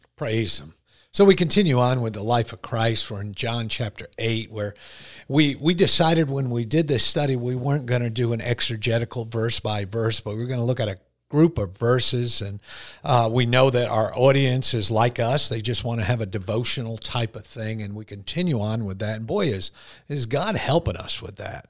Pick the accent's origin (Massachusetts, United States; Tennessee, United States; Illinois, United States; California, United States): Massachusetts, United States; Boston; accent: Bostonian; I say guard. That's that whole uh, Bostonian mm-hmm. thing